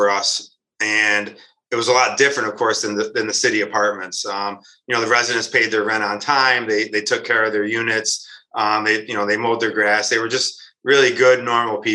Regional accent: Rochester, New York, United States; I was born and raised here in Rochester, New York.

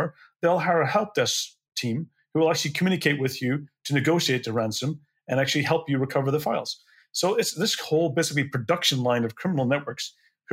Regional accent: Belfast, Northern Ireland, United Kingdom; I grew up in Belfast.

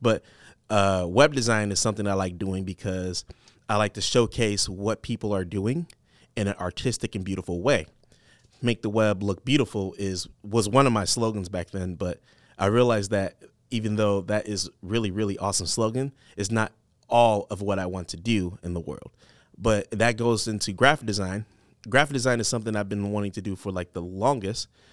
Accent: Detroit, Michigan, United States; now in Cedar Rapids, United States; I'm from Detroit.

